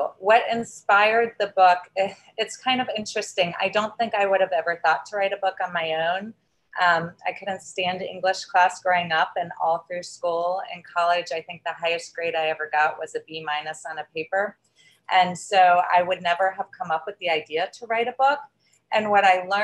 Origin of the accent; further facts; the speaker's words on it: the South, United States; I grew up in a very traditional family, and I was raised in the South.